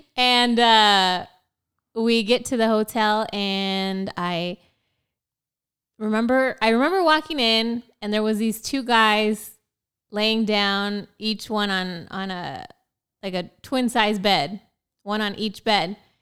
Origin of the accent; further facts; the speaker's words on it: Prineville, Oregon, United States; moved away as an adult; also born or lived in Portland, Oregon; now in San Antonio, United States; I'm originally from Central Oregon